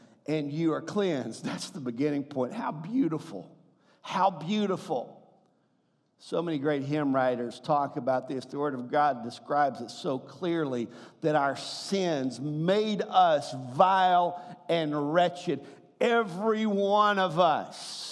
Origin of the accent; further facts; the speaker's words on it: the South, United States; I'm from the South